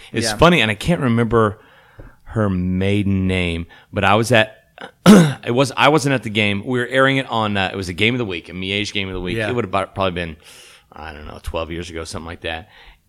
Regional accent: Caldwell, Kansas, United States; born or raised there; moved away

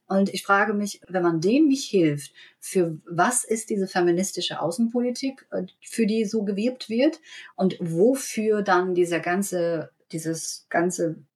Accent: Germany; ich bin in Deutschland aufgewachsen und ähm, ähm, habe immer hier gelebt

